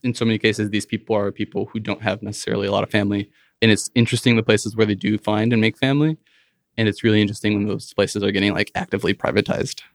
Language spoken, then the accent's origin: English; Rockford, Illinois, United States; also born or lived in Chicago; I grew up in Rockford, Illinois, around the border with Wisconsin